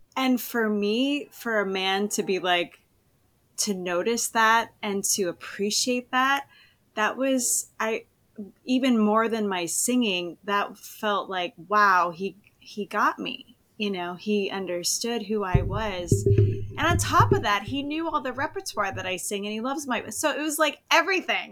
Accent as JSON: {"language": "English", "region": "East Coast", "country": "United States", "also_born_or_lived": "Berlin, Germany", "moved": "as an adult", "lives_now": "Southern California, United States", "said": "I'm originally from the East Coast"}